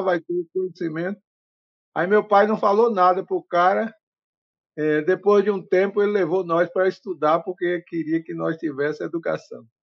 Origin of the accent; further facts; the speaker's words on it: Guaratinga, Bahia, Brazil; also born or lived in Nova Alegria / São Paulo; now in Terra Vista settlement, Brazil; eu vim de um povoado muito pequeno chamado Nova Alegria. Uhum. Depois fui para Guaratinga. Meus pais levaram 11 filhos para estudar na cidade